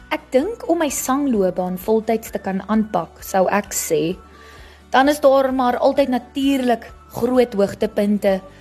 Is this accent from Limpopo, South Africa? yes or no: yes; Phalaborwa, Limpopo, South Africa; moved away as an adult; now in Nelspruit, South Africa; Ek het groot geword in Palaborwa. Dis 'n klein dorpie in Limpopo.